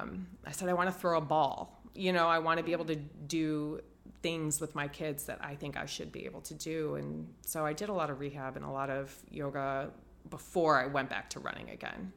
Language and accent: English; Ohio, United States; also born or lived in Dallas, Texas / Tampa, Florida; now in Chicago, United States; I grew up in Ohio